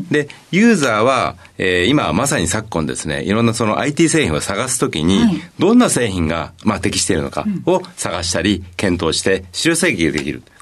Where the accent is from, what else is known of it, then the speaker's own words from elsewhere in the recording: Hamamatsu, Shizuoka, Japan; えー、静岡県の浜松になります。